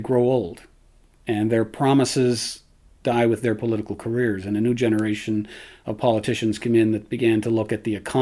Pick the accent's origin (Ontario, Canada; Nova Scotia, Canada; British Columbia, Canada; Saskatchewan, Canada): Nova Scotia, Canada; Sydney; those of us from Whitney Pier where I grew up